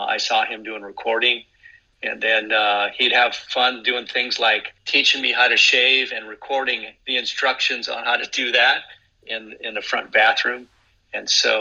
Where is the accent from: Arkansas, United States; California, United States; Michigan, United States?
California, United States; Anaheim; I grew up in Anaheim